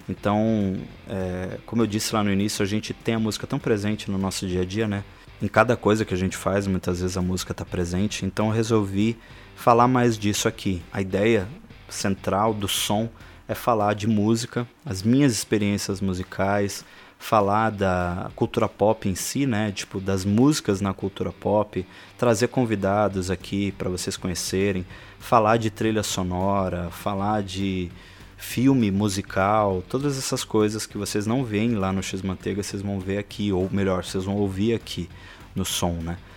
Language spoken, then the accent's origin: Portuguese; São Paulo, Brazil; São Paulo, onde eu nasci né, e fui criado